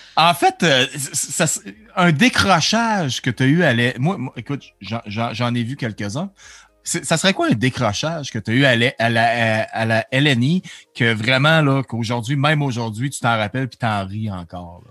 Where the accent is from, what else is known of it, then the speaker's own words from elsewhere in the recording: Dolbeau-Mistassini, Quebec, Canada; now in Alberta, Canada; je suis né à Dolbeau